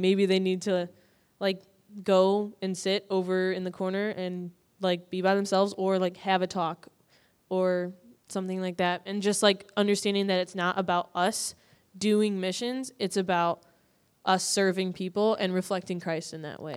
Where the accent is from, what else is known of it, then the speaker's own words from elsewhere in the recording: Dyer, Indiana, United States; moved away; I grew up in, um, Dyer, Indiana, so I'm from, like, Northwest Indiana, like, like two blocks away from Illinois